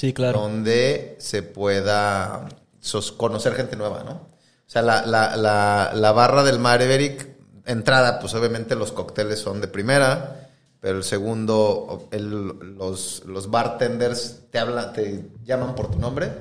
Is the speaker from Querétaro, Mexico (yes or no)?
yes; Querétaro, Mexico; also born or lived in Mexico City; now in Monterrey, Mexico; más bien nací en Ciudad de México, pero donde más viví fue en Querétaro